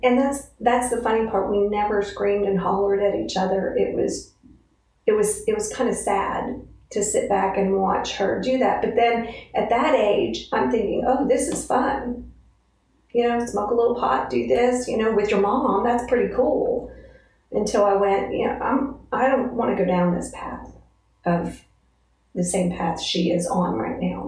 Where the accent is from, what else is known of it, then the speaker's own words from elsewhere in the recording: Altoona, United States; From Altoona